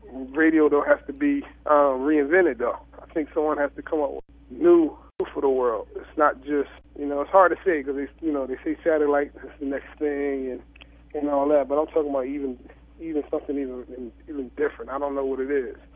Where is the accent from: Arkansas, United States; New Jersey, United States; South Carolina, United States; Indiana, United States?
New Jersey, United States; I try to keep keep my mindset that I'm from Jersey, from South Jersey, from